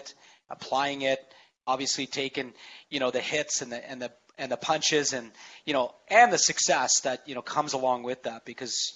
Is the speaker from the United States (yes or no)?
no; Canada; I'm Canadian